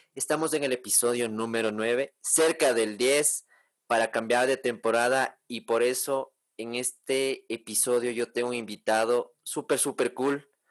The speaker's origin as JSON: {"language": "Spanish", "country": "Ecuador", "tie": "born or raised there", "said": "yo soy ecuatoriano de nacimiento, mis papás son ecuatorianos y todo"}